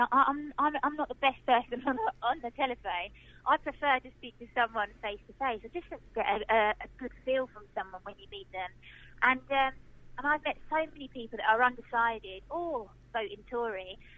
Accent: Harlow, East of England, United Kingdom; So I grew up in Harlow. I went to the schools here. I'm still living here now

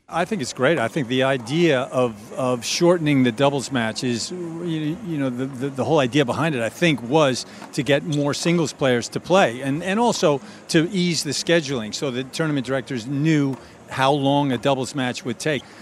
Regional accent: outside of New York, United States; we grew up outside of New York

